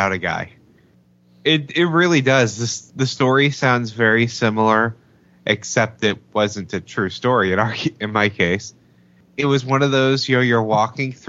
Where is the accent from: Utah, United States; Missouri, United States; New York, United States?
Missouri, United States; St. Louis; moved away; I'm from St. Louis